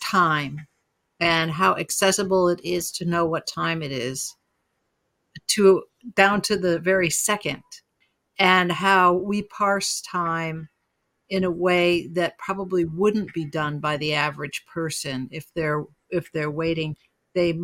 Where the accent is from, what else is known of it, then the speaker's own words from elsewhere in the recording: Utica, New York, United States; I grew up in Utica